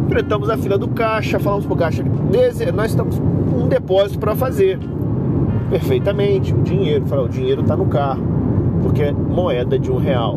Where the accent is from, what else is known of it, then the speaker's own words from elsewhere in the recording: interior of Rio de Janeiro, Brazil; a gente é do interior aqui do Rio de Janeiro